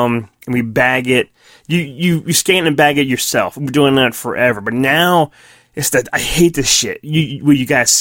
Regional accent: Quakertown, Pennsylvania, United States; moved away; I think I lived in like four or five different houses all in Quakertown

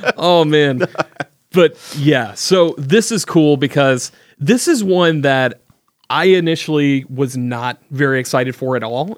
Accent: the South, United States; I grew up in the South

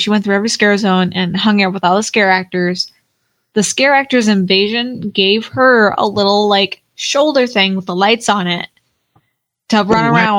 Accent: Oregon, United States; now in Florida, United States; I'm from Oregon. I should be used to like 60s warm, but I've been here in Florida for so long

